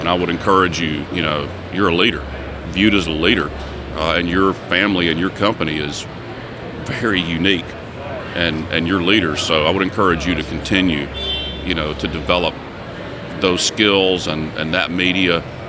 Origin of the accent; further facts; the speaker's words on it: the South, United States; of course, growing up in the South, you know, he gave me a hockey analogy.